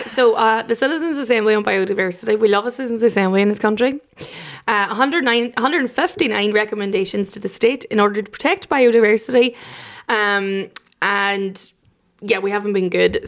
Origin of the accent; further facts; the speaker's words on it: Derry, Northern Ireland, United Kingdom; I'm from Derry